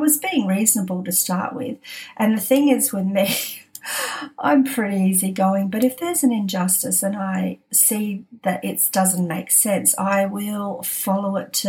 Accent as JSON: {"language": "English", "town": "Adelaide", "region": "South Australia", "country": "Australia", "tie": "born or raised there", "also_born_or_lived": "Sydney", "moved": "as an adult", "lives_now": "Adelaide, Australia", "said": "we were born in Adelaide."}